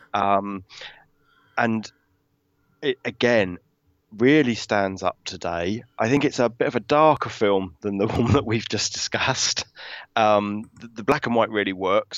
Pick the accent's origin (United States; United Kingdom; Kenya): United Kingdom